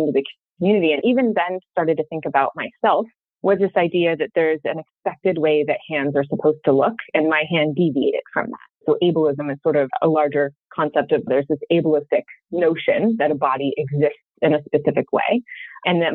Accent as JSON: {"language": "English", "town": "Sacramento", "region": "California", "country": "United States", "tie": "born or raised there", "said": "growing up in Sacramento, Northern California, it's hot"}